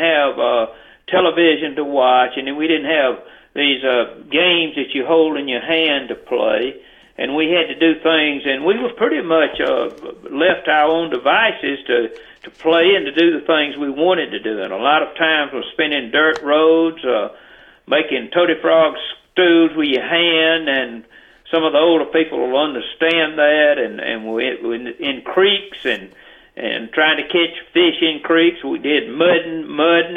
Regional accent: Houston County, Georgia, United States; I was from Houston County, but I was non-metro

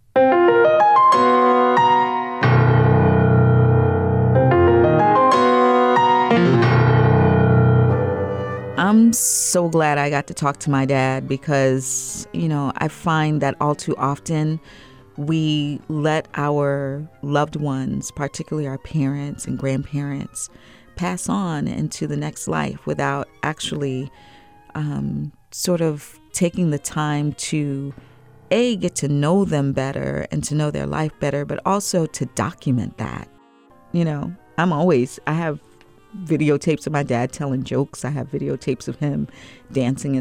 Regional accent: Long Island, New York, United States; a little black girl growing up in Long Island, New York

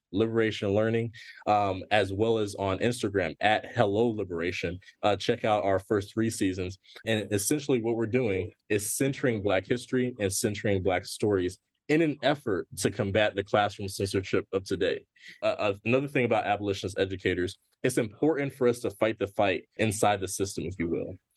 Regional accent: Gwinnett County, Georgia, United States; where I'm from and where I grew up. And when I grew up, it was not cool to be from Gwinnett

